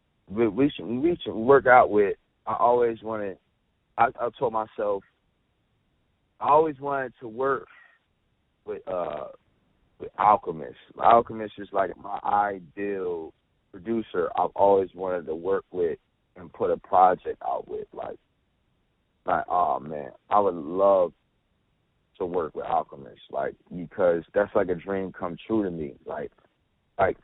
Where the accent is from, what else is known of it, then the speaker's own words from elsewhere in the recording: New Jersey, United States; I was born and raised out here